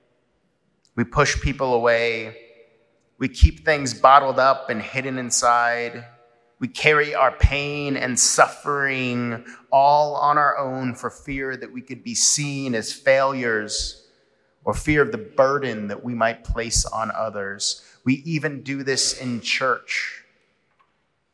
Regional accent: San Diego, California, United States; now in Atlanta, United States; Growing up in San Diego, we would often cross the Coronado Bridge

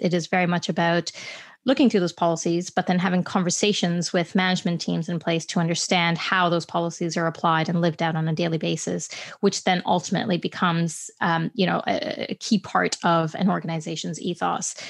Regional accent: Canada; I'm Canadian by birth

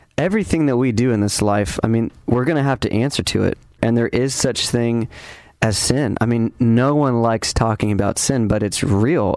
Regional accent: Ventura, California, United States; my hometown of Ventura

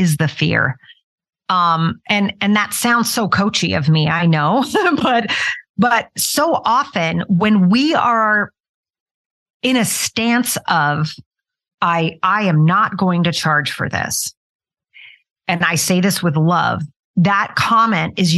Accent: Utah, United States; moved away as an adult; also born or lived in New York City; I moved from Utah, where I was raised, to New York City, which was quite a big change

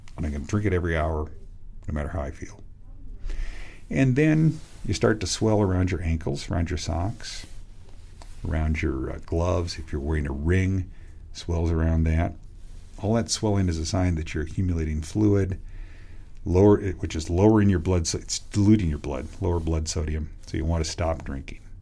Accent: Western Washington State, United States; born or raised there

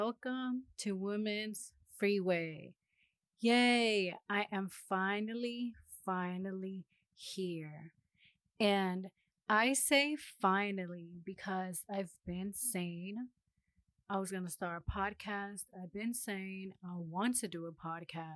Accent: Los Angeles, California, United States; moved away as an adult; now in Huntsville, United States; I am from Los Angeles, California. I am currently living in Huntsville, Alabama

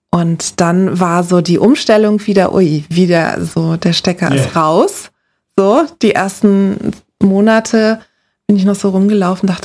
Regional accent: Lagos, Nigeria; Ich bin in Nigeria in der Hauptstadt Lagos aufgewachsen. Das ist ein Moloch.

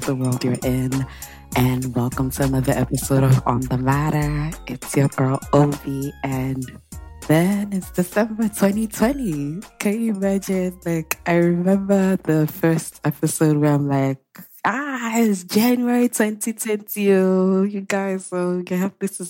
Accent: Nigeria; my Nigerian people

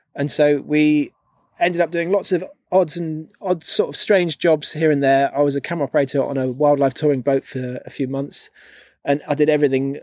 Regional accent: London, United Kingdom; moved away as an adult; growing up in London

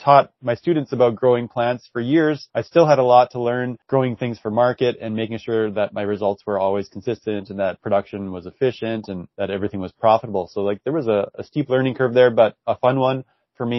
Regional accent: Saskatoon, Saskatchewan, Canada; I'm from Saskatoon and born and raised here

